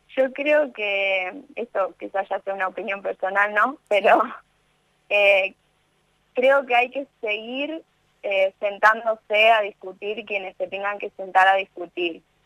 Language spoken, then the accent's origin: Spanish; Victoria, Entre Ríos, Argentina; now in Rosario, Argentina; yo estoy en Rosario viviendo, pero soy de Victoria Entre Ríos